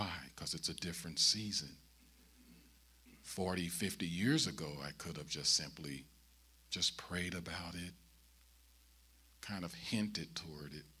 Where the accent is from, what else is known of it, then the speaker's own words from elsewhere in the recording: St. Louis, Missouri, United States; I'm born and raised in St. Louis